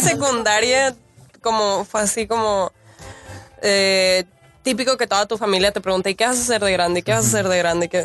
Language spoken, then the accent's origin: Spanish; Mexicali, Baja California, Mexico; Yo soy de Mexicali